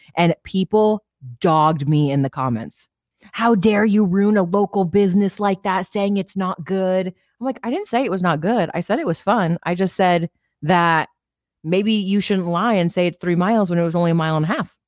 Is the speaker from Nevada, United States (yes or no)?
yes; Las Vegas, Nevada, United States; I grew up in Vegas my whole life